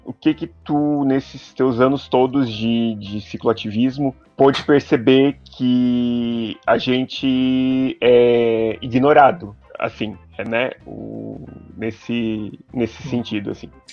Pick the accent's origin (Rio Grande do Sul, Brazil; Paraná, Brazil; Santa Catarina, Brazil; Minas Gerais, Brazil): Santa Catarina, Brazil; Joinville; now in Curitiba, Brazil; Eu sou de Joinville, né, que é conhecida como a cidade das bicicletas